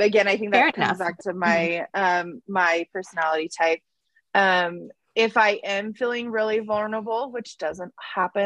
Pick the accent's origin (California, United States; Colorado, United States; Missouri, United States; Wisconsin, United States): Colorado, United States; Denver; I grew up in Colorado, not in Colorado Springs, more in the Denver area